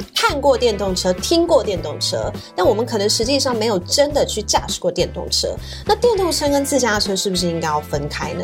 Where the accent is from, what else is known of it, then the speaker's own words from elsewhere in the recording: Taiwan; 我们台湾人